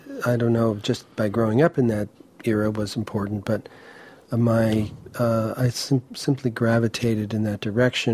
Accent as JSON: {"language": "English", "town": "Columbus", "region": "Ohio", "country": "United States", "tie": "born or raised there", "said": "Columbus, Ohio, where we grew up"}